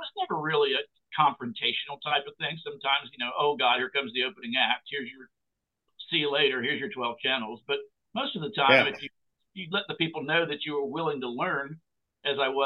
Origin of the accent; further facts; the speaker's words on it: Cherry Point, North Carolina, United States; moved away; also born or lived in Nashville; as a young boy growing up in Cherry Point